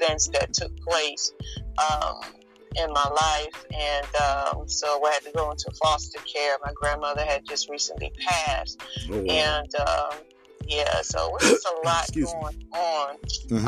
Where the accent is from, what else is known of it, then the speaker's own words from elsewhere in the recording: Philadelphia, Pennsylvania, United States; moved away as an adult; now in North Carolina, United States; I was born and raised in Philadelphia, Pennsylvania. During my 17 years there